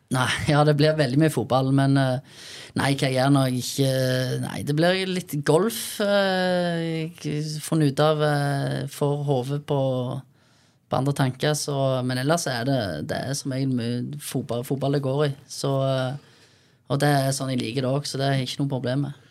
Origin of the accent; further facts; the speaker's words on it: Bryne, Rogaland, Norway; vi kommer fra Bryne